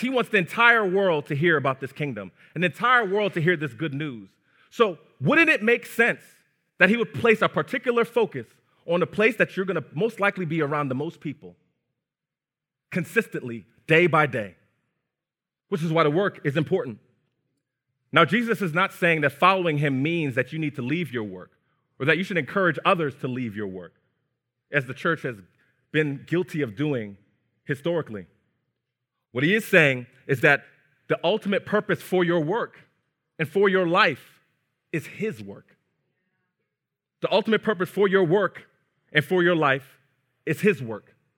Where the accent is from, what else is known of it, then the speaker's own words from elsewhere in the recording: New Jersey, United States; also born or lived in Brooklyn, New York; Raised in New Jersey